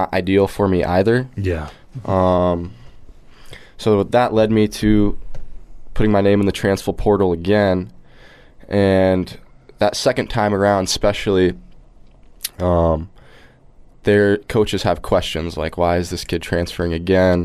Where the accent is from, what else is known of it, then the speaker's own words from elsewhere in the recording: Iowa, United States; moved away as an adult; also born or lived in Michigan; I ended up making the move to Iowa